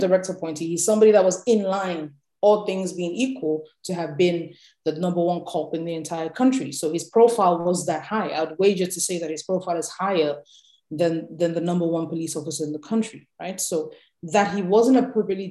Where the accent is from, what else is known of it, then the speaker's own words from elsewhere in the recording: Nigeria; being a Nigerian and having experienced how the political class moves